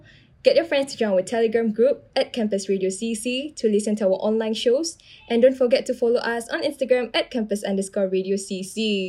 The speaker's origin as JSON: {"language": "English", "country": "Singapore", "tie": "born or raised there", "said": "I grew up in Toa Payoh."}